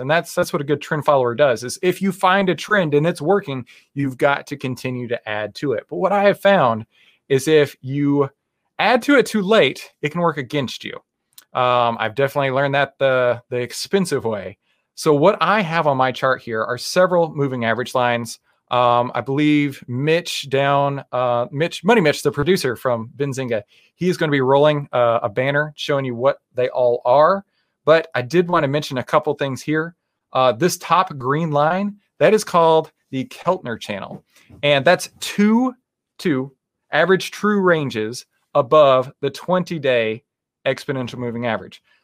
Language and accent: English; Texas, United States; I'm from Texas